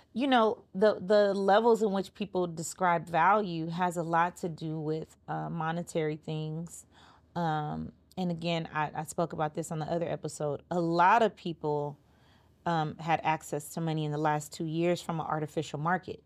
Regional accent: Los Angeles, California, United States; I'm from Crenshaw and Slauson

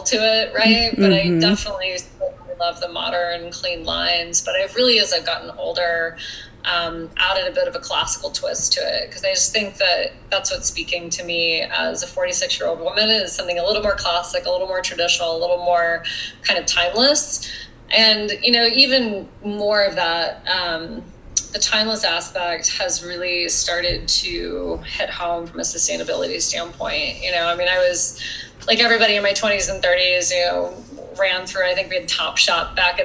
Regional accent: Wyoming, United States; as a kid growing up in Wyoming

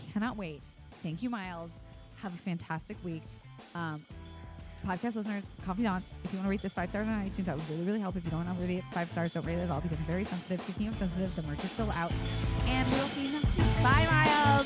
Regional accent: Florida, United States; moved away as an adult; now in Los Angeles, United States; I grew up in Florida. I was done growing up by the time I left

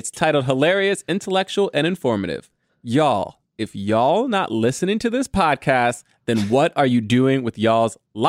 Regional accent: Texas, United States; Sorry for all the y'alls. I'm from Texas. LOL.

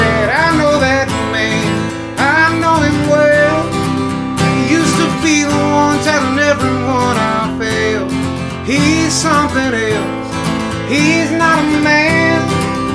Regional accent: the South, United States; I was born and raised in the South, and I love it here

